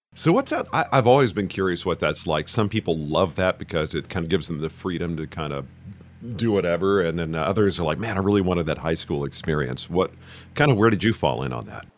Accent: Richardson, Texas, United States; I'm originally from Richardson

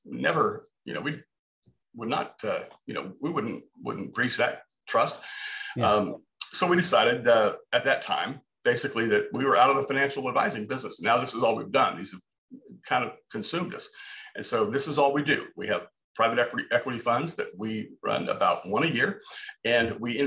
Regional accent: Southern California, United States; moved away as an adult; now in Texas, United States; I was raised in Southern California, went to Cal State Fullerton, spent the majority of my life out there

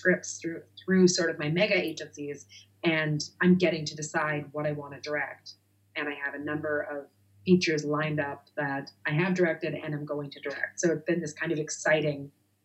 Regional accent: Nova Scotia, Canada; moved away as an adult; also born or lived in New York / Los Angeles; now in United States; I'm from Nova Scotia, Canada. And I grew up as sort of a child actor out there. And when I moved to New York at 17

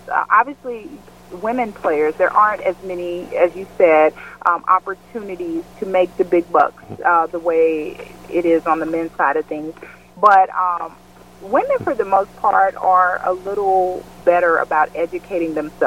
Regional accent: West Memphis, Arkansas, United States; moved away as an adult; also born or lived in Mississippi / Amsterdam, Netherlands / Spain; I grew up in West Memphis, Arkansas

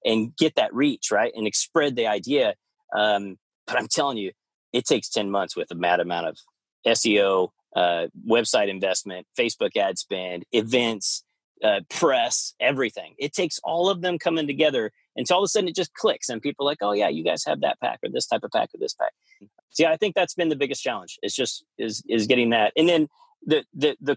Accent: Kansas, United States; moved away; also born or lived in Oklahoma / Arizona; growing up in Kansas, so we went to Oklahoma and I lived in Arizona

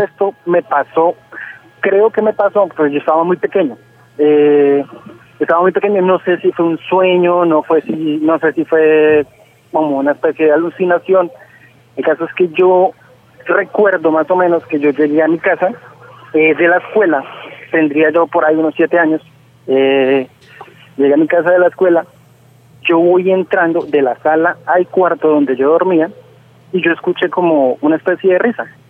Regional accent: Cúcuta, Norte de Santander, Colombia; yo soy de Cúcuta, acá a las abuelas le decimos nona

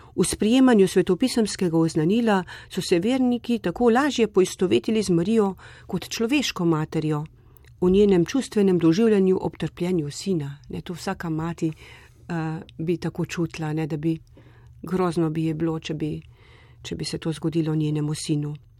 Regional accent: Slovenia; smo se Slovenci pogosto zatekali pod marin plašč

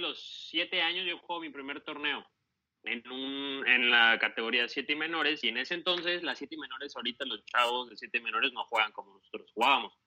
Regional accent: Veracruz, Mexico; also born or lived in Mexico City; yo nací en la Ciudad de México. Entonces, este, a los dos años y medio me fui a vivir a Veracruz

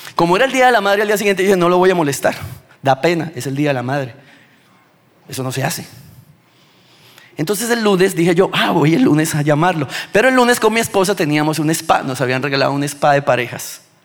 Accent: Bucaramanga, Santander, Colombia; De Bucaramanga

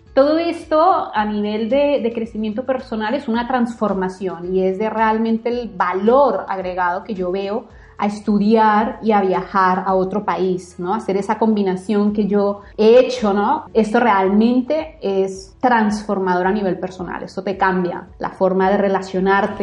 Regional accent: Bogotá, Bogotá Capital District, Colombia; moved away as an adult; yo nací, crecí, viví en Bogotá mucho tiempo

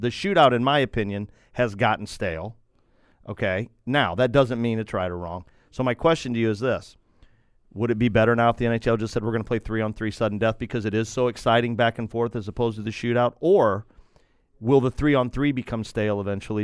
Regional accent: United States; I'm an American

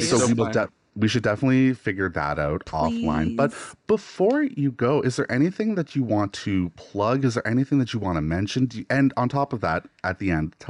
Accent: New Minas, Nova Scotia, Canada; also born or lived in Halifax; I grew up an hour outside of Halifax in a village called New Minas

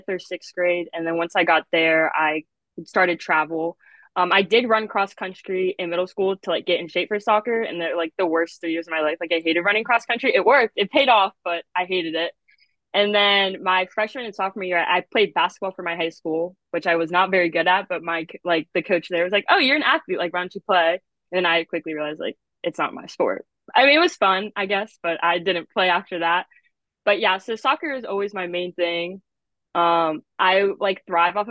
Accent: Warrenton, Virginia, United States; I'm from Warrenton, Virginia, and I actually went to Kettle Run High School

